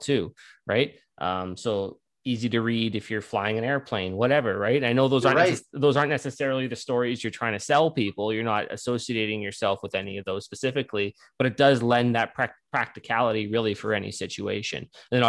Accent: Canada; being a Canadian

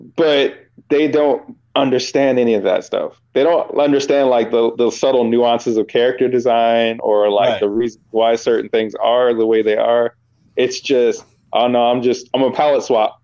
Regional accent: Virginia, United States; moved away; I was from Virginia

